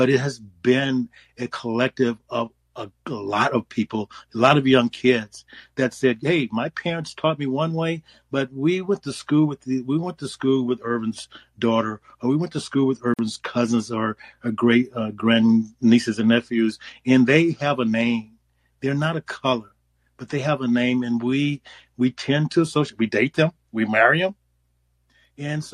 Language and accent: English; United States; I grew up in a time when American of European descent were the majority in our country